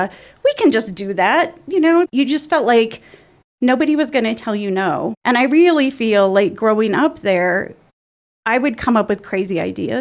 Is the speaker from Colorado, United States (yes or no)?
yes; La Junta, Colorado, United States; I grew up in La Junta, which is not far from Pueblo